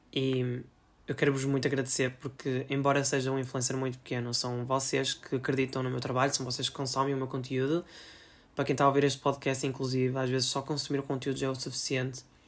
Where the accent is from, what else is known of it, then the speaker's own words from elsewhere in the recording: Portugal; eu também sou português